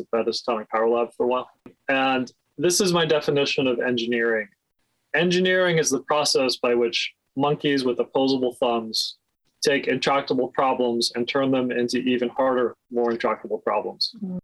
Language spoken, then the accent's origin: English; Coopersburg, Pennsylvania, United States; moved away; also born or lived in Washington, D.C.; One of my earliest memories is actually sitting in gas lines in my hometown of Coopersburg, Pennsylvania in 1979